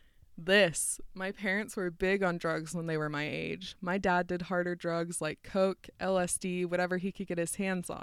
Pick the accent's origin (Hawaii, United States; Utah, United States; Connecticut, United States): Utah, United States; growing up in Utah and learning that it's like such a bubble